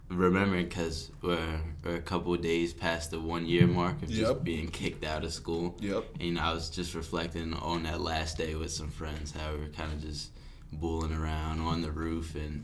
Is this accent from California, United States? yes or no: no; Philadelphia, Pennsylvania, United States; I'm from Philly. I think that comes across a lot in a lot of things I do.